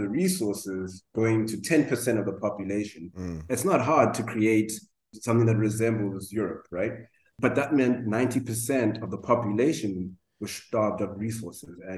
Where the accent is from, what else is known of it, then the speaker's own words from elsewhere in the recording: South Africa; now in Cape Town, South Africa; I am South African educated, but I went to one of the best private schools in the country